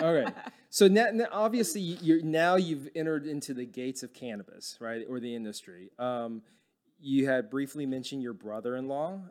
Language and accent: English; Dallas, Texas, United States; I grew up in Dallas and it's, it's really flat